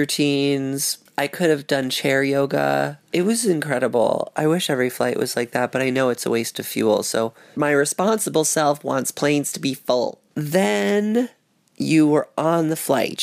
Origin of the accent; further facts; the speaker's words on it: New York City, New York, United States; I grew up on Thompson between Spring and Broom